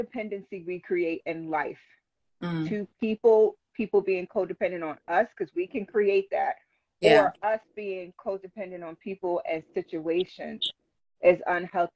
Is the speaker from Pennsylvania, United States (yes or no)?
yes; Philadelphia, Pennsylvania, United States; moved away as an adult; now in Lancaster, United States; I grew up in Philadelphia